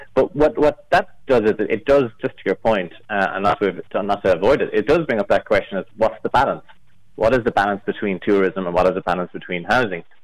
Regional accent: Galway, Connacht, Ireland; now in Dublin, Ireland; I'm from Galway.

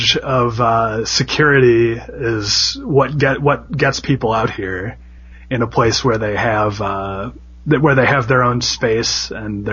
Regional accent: Midwest, United States; as a Midwesterner

